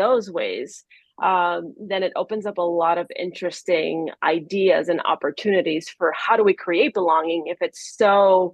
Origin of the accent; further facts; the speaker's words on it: Miami, Florida, United States; English is a second language; moved away as an adult; now in Maryland, United States; Being in Miami, however, from 6 to 30, so most of my time on this earth